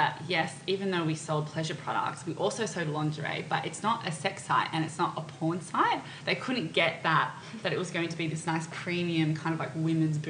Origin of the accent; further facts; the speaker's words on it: Australia; we're two girls from Australia.